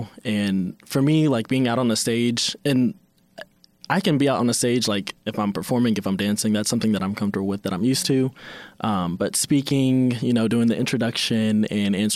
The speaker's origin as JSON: {"language": "English", "town": "Henderson", "region": "Kentucky", "country": "United States", "said": "I am from Henderson, Kentucky"}